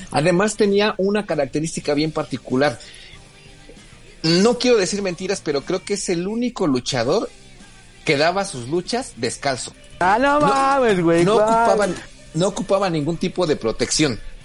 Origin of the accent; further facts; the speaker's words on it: Mexico; nuestro país